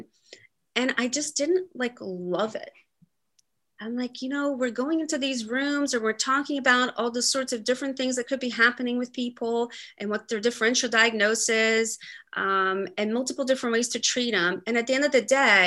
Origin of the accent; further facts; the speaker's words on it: Brazil; moved away; I was born in Brazil and grew up there